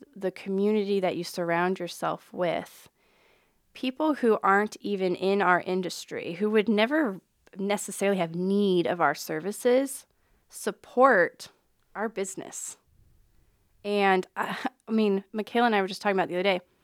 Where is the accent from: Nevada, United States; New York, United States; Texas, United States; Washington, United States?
Nevada, United States; Reno; also born or lived in West Point, Nebraska / Omaha, Nebraska; now in Council Bluffs, United States; I grew up in Reno, Nevada, and then moved to a small town in West Point, Nebraska